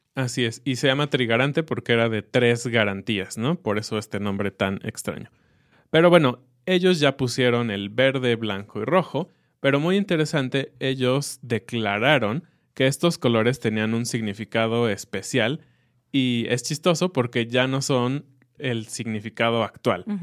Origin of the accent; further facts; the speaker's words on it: Mexico; es un mes que nos encanta como mexicanos